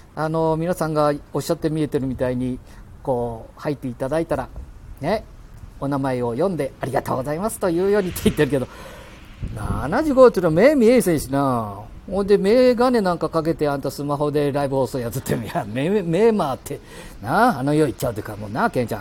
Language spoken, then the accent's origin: Japanese; Handa, Aichi, Japan; 我が町半田亀崎